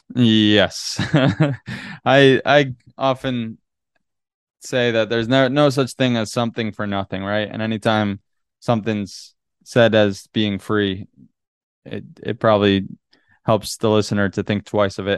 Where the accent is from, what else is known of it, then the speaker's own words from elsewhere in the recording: Northeast, United States; moved away as an adult; also born or lived in Boston; now in California, United States; growing up in the Northeast